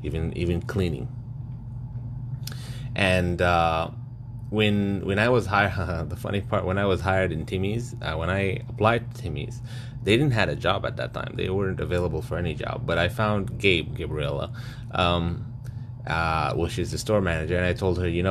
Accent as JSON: {"language": "English", "country": "Sudan", "moved": "yes", "said": "I traveled to Sudan, my home country, to study in college, sorry, university"}